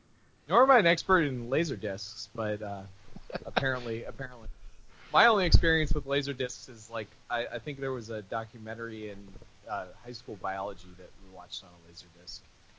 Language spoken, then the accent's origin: English; United States; I am from the States, as they say in Canada.